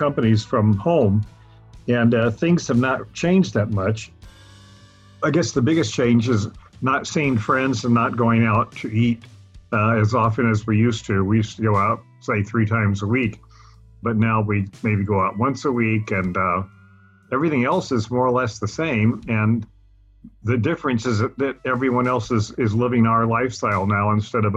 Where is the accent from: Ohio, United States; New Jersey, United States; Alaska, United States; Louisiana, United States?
Louisiana, United States; moved away; also born or lived in Italy; I was born and raised in Louisiana